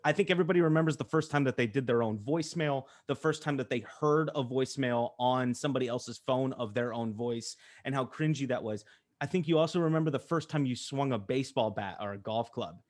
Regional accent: Colorado, United States; I'm from Colorado.

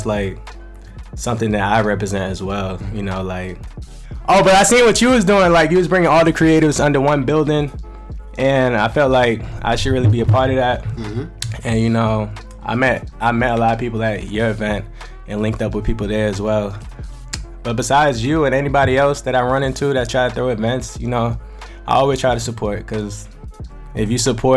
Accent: Daytona Beach, Florida, United States; also born or lived in DMV (Washington, D.C. area); now in Staten Island, New York, United States; I'm from Florida. Daytona Beach, 386.

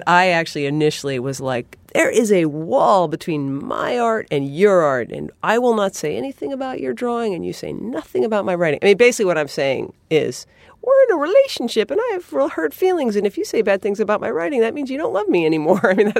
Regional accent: New England, United States; I mean, I'm from New England.

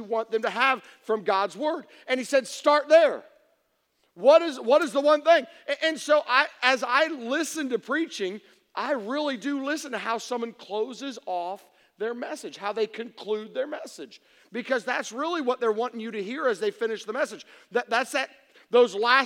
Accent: Tennessee, United States; I'm from Tennessee.

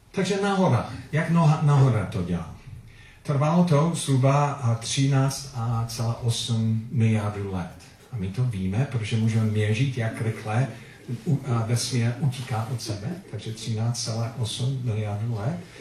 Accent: Philippines; Czech is a second language; also born or lived in United States; now in Czech Republic; odkud pocházím, kde jsem se narodil, to bylo na Filipínách. A občanství, USA stále.

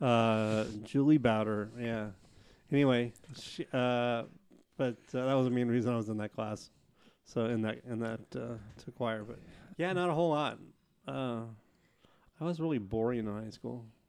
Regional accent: Portland, Oregon, United States; born or raised there; also born or lived in Clackamas River, Oregon

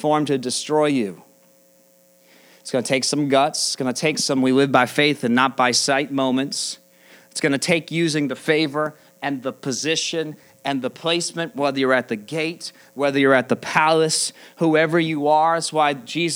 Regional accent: United States; American Christians

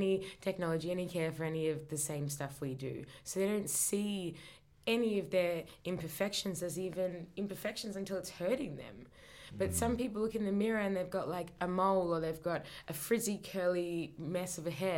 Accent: Australia; from my hometown, hey. Australia.

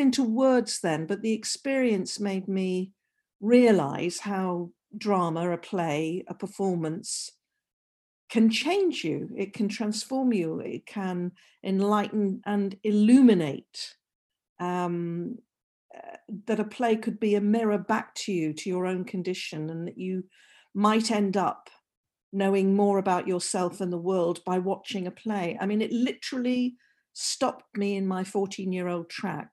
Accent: North Wales, United Kingdom; I'm from North Wales and from that northwest corner, sort of Liverpool, Manchester, Chester, end of the world.

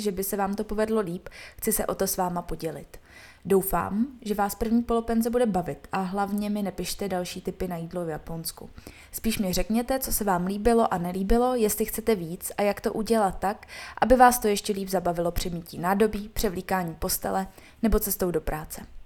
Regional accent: Bohemia, Czechia; jsme z Čech

